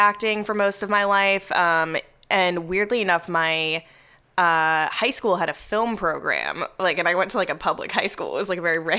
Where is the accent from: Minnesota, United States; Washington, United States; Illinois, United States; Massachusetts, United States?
Massachusetts, United States; suburbs of Boston; moved away as an adult; also born or lived in New York City, United States; now in Los Angeles, United States; I was born in New York City. So my parents had spent a long time there before I existed. And then we relocated to the suburbs of Boston, a very exciting place. And then I went back to New York for college, stayed there a bit after graduating, and then I moved to LA about 6 months ago.